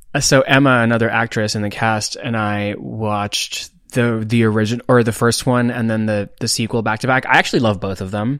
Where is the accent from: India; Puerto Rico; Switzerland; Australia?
India; moved away; I grew up in India